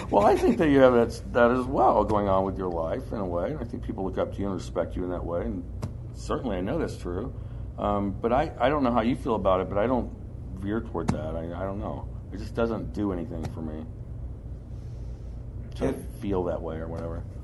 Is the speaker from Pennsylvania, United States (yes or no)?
no; Kentucky, United States; I grew up doing construction. I'm from Kentucky, and there's a big southern part of me.